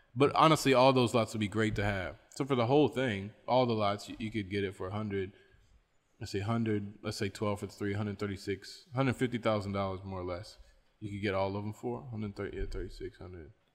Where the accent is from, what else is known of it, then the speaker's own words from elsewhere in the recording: West Virginia, United States; I'm from West Virginia